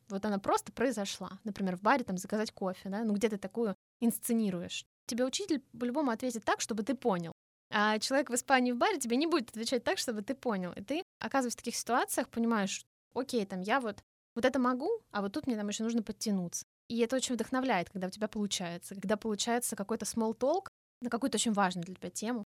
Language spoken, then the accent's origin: Russian; Russia; Я из России